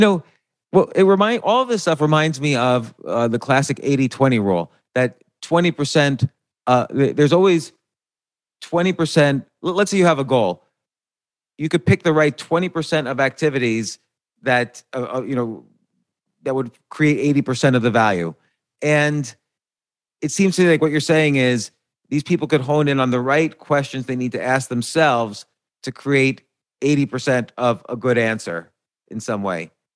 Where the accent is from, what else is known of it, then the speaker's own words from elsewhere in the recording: New Jersey, United States; I grew up in New Jersey